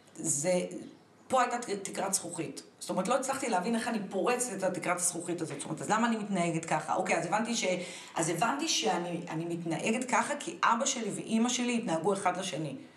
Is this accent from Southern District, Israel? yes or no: no; Tel Aviv, Tel Aviv District, Israel; נולדתי בתל אביב